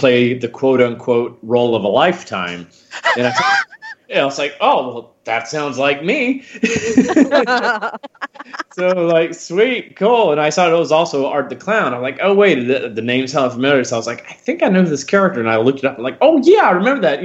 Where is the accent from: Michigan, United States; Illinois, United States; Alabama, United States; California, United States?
Alabama, United States; Huntsville; moved away; I grew up doing a lot of children's theater starting out back in my hometown of Huntsville, Alabama.